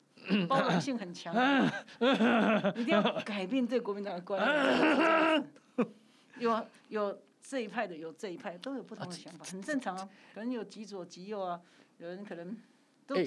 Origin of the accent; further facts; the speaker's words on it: Kinmen County, Taiwan; 欸，就是这样子，因为我们是离岛长大的。